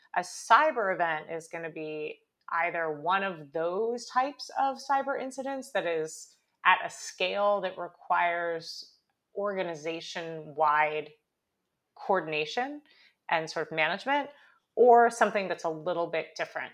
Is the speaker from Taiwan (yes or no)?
no; California, United States; moved away as an adult; now in New York, United States; I grew up in California, I went to school in New York, I'm mostly a New Yorker at this point